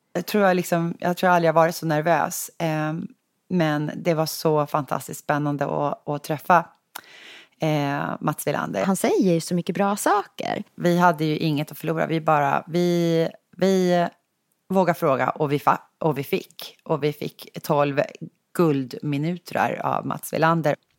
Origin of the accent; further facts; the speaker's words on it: Sigtuna, Stockholm County, Sweden; now in Stockholm, Sweden; Sigtuna, vi är barndomskompisar